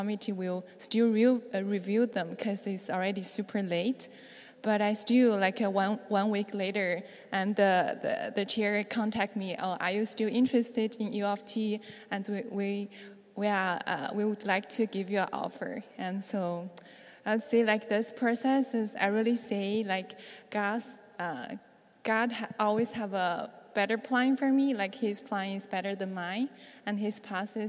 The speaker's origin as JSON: {"language": "English", "country": "China", "also_born_or_lived": "New York", "moved": "yes", "lives_now": "Toronto, Canada", "said": "I can go back to home because I haven't been back to China for 3 or 4 years."}